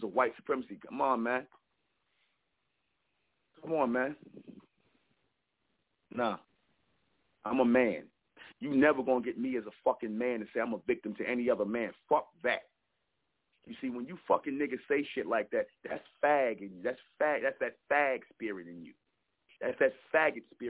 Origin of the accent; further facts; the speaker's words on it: United States; I'm foundational black American. My people, I'm American. I'm not African.